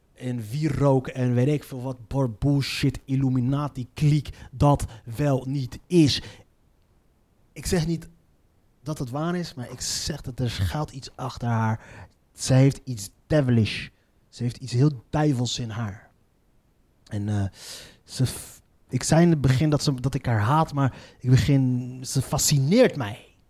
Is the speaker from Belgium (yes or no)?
no; Morocco; Ik als Marokkaan